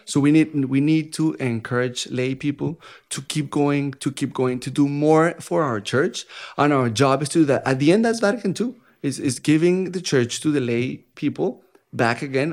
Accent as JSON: {"language": "English", "region": "Bogotá", "country": "Colombia", "second_language": "English", "moved": "as an adult", "lives_now": "Dallas, United States", "said": "I'm from Colombia, first country in South America"}